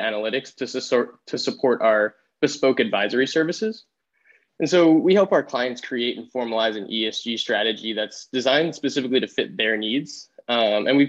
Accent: New York City, New York, United States; now in Vermont, United States; I'm originally from the New York City area, a small town called Rockaway Beach, right in the ocean

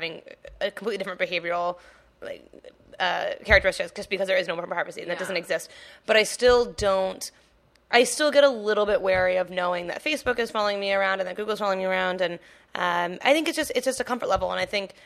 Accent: the South, United States; moved away; I grew up in the South

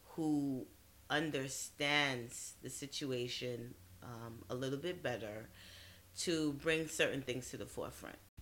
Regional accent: New York City, New York, United States; also born or lived in Trinidad and Tobago; growing up in Brooklyn

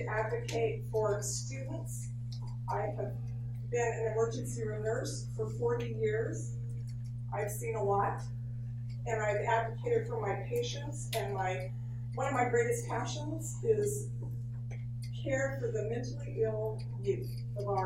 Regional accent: Modesto, California, United States; I was born and raised in Modesto

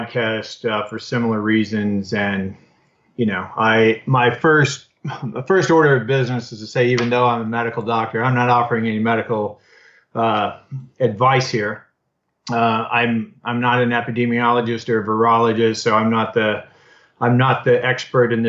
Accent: Austin, Texas, United States; I'm in my hometown of Austin

